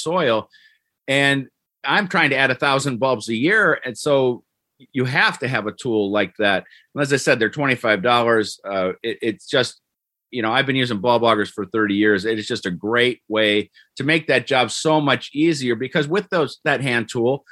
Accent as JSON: {"language": "English", "town": "Cleveland", "region": "Ohio", "country": "United States", "tie": "born or raised there", "moved": "yes", "said": "Where I grew up in Cleveland, they have this thing called Daffodil Hill"}